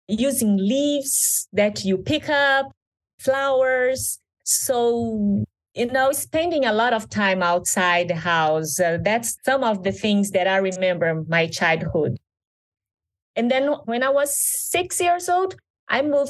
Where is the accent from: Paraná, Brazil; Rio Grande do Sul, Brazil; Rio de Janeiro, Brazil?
Paraná, Brazil; Venceslau Brás; born or raised there; English is a second language